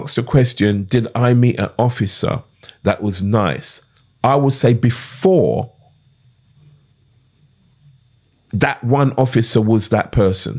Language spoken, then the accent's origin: English; London, United Kingdom; also born or lived in Clapham; I grew up in Brixton, but I wasn't from Brixton